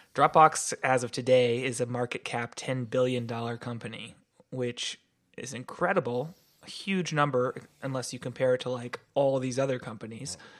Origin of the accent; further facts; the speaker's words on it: Santa Cruz, California, United States; moved away as an adult; I grew up in Santa Cruz, California